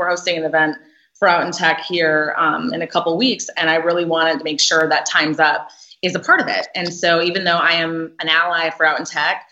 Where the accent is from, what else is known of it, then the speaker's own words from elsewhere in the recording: Minnesota, United States; moved away as an adult; also born or lived in Boston; I grew up in Minnesota where most people do not look like me